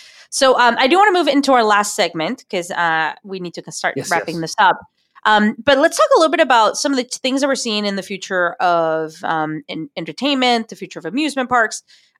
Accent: United States; As American, it's a fun place, actually.

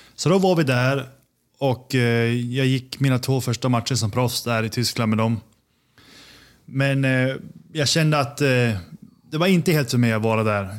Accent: Sundsvall, Västernorrland County, Sweden; moved away as an adult; also born or lived in Copenhagen, Denmark; now in New York, United States; Född och uppvuxen i Sundsvall

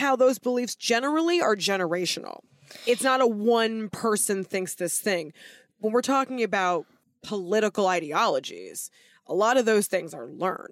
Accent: United States; me being an American

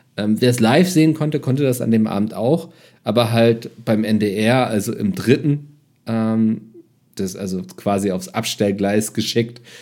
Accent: Germany; Ich als Deutscher

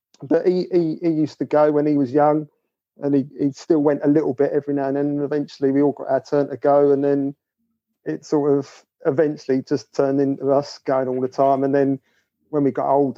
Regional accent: London, United Kingdom; now in Bromley, United Kingdom; I'm from Peckham, so that's where my mum and dad brought us up.

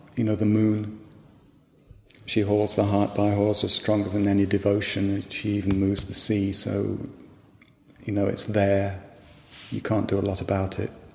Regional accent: West Midlands, United Kingdom; I grew up in the West Midlands, um, which is a long way from the sea

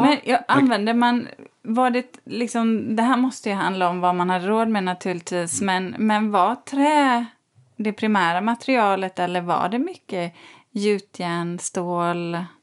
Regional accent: Borås, Västra Götaland, Sweden; Jag är uppvuxen i, i, i Borås

